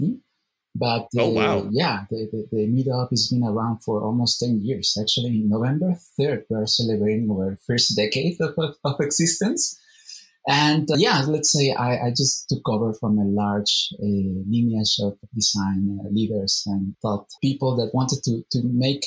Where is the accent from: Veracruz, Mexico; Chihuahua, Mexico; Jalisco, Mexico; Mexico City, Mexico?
Jalisco, Mexico; Guadalajara; ITESO, which is in Guadalajara, my hometown